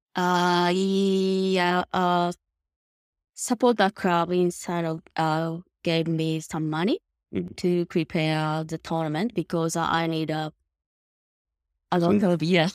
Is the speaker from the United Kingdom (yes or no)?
no; Nishinomiya, Hyogo, Japan; I was born and grew up uh, in Nishinomiya City, of course, the Kobe.